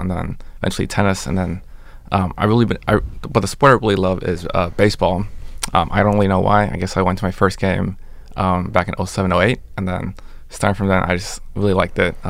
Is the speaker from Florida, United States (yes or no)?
no; Bay Area, California, United States; I'm also from the Bay too